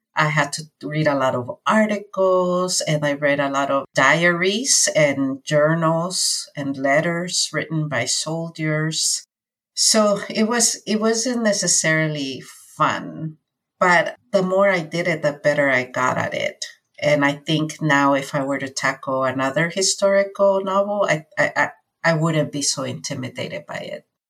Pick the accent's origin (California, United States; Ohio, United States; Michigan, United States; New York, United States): California, United States; also born or lived in Mexico; So I have been here since I was nine and a half and now I'm 46. So I've spent most of my life here in California.